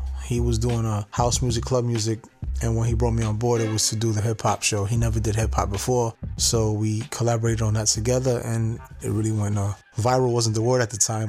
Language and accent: English; New York City, New York, United States; I was born and raised in the Lower East Side of Manhattan.